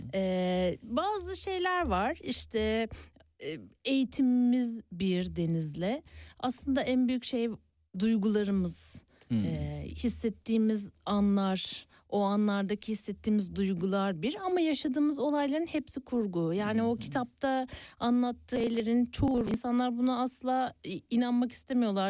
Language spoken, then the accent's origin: Turkish; Ereğli, Zonguldak, Turkey; moved away; also born or lived in Istanbul; ben orada doğup büyüdüm